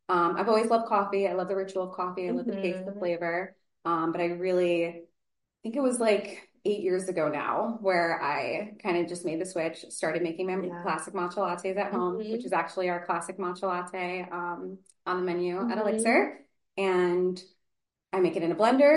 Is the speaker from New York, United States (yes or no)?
yes; Beacon, New York, United States; I am from Beacon originally.